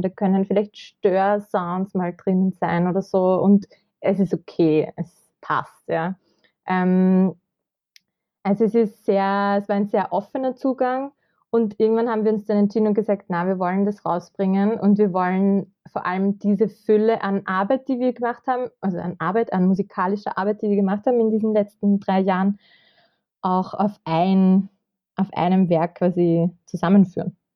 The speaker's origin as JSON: {"language": "German", "area": "Kremsmünster", "region": "Upper Austria", "country": "Austria", "tie": "born or raised there", "moved": "as an adult", "lives_now": "Vienna, Austria", "said": "Ich komme aus Oberösterreich, aus dem schönen Münster"}